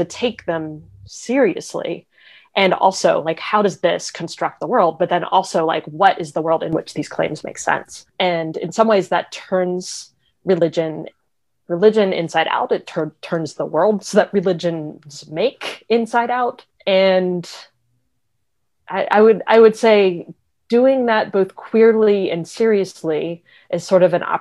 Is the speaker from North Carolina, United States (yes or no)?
yes; Raleigh, North Carolina, United States; I grew up in Raleigh, North Carolina.